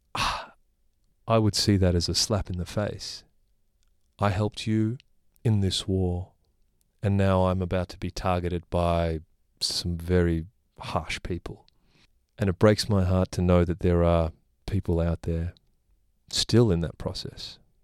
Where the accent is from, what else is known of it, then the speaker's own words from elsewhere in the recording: Australia; I was born here